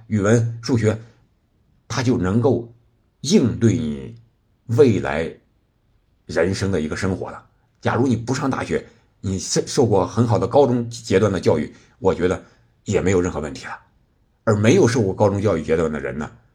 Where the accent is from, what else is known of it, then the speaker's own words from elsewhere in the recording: China; 我们中国人是适合踢球的